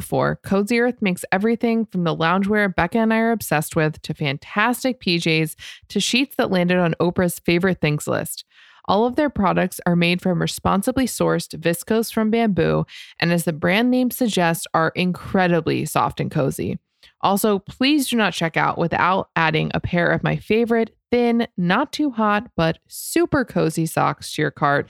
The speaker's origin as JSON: {"language": "English", "region": "Florida", "country": "United States", "tie": "born or raised there", "said": "That's how I felt growing up in Florida."}